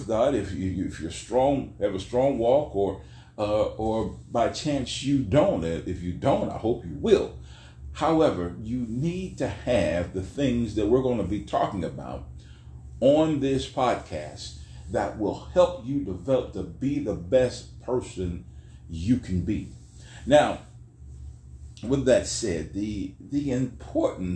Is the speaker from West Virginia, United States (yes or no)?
yes; Weirton, West Virginia, United States; I'm from Weirton, West Virginia